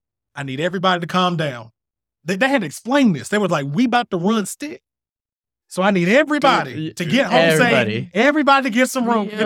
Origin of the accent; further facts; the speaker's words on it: Fayetteville, North Carolina, United States; But I'm from Fayetteville, North Carolina.